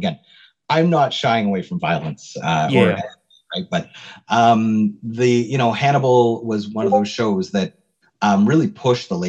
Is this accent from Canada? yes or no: yes; Canada; we're Canadian